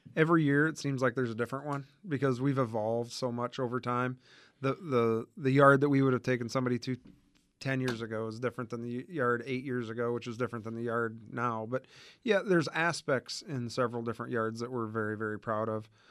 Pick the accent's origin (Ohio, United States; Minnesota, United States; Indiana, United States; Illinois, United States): Indiana, United States; moved away as an adult; now in Arizona, United States; We, uh, grew up in Indiana and both actually graduated from Purdue.